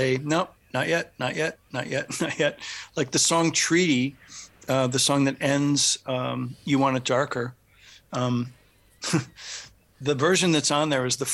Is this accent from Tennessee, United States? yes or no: no; Michigan, United States; also born or lived in Los Angeles, United States; now in US East Coast; a long stop in Michigan, where I'm from